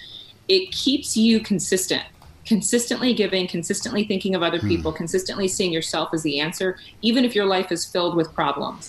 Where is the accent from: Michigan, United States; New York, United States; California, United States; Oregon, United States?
California, United States; Sacramento; now in Dallas–Fort Worth, United States; my hometown of Sacramento